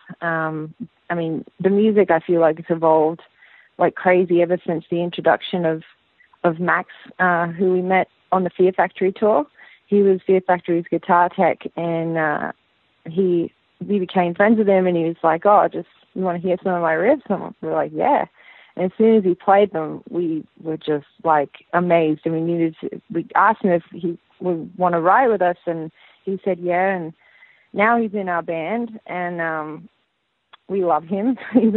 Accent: Sydney, New South Wales, Australia; moved away as an adult; also born or lived in United States; now in Los Angeles, United States; From the northern beaches of Sydney in DY

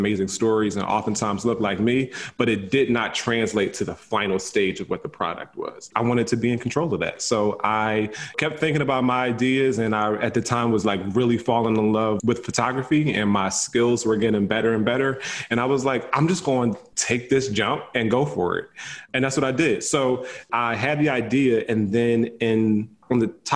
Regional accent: Philadelphia, Pennsylvania, United States; I'm from Philly

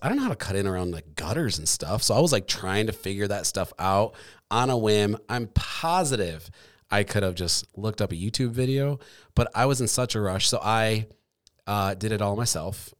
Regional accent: Michigan, United States; moved away as an adult; also born or lived in Colorado; now in Grand Rapids, United States; I grew up in Michigan, and then I moved away

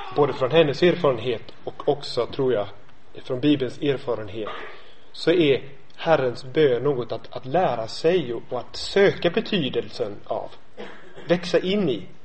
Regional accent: Gothenburg, Västra Götaland, Sweden; Jag kommer från, från Göteborg.

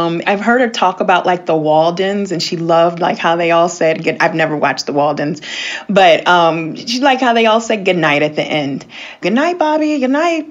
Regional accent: Washington, District of Columbia, United States; We grew up in the Washington, D.C. area

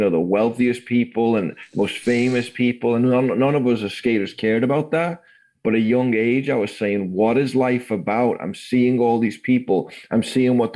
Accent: Liverpool, North West England, United Kingdom; now in California, United States; I grew up in Liverpool.

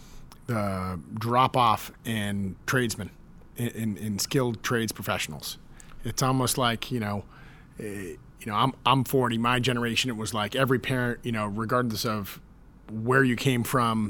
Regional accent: Massachusetts, United States; moved away; my hometown, Massachusetts.

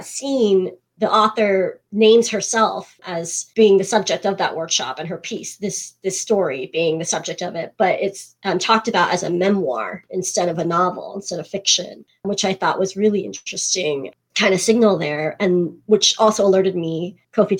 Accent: United States; also born or lived in South Korea; I too have lived abroad in my home country and realized while I was living there how very American I actually am

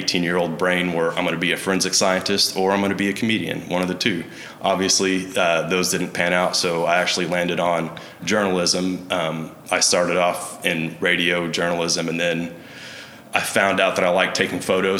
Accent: Meeker, Oklahoma, United States; growing up in Meeker. It's a pretty small town

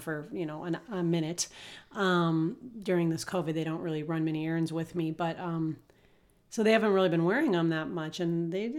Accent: Minnesota, United States; I grew up in Minnesota, and, you know, they always call it Minnesota nice.

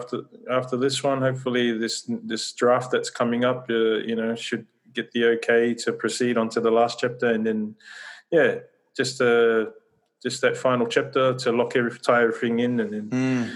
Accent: Australia; I was born and raised here in Australia

